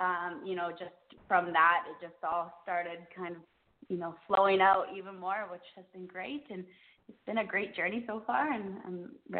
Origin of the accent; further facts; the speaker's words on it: Canada; I started about four and a half years ago, back in Canada. I'm actually from Canada, and I was in a singing contest in a city called Edmonton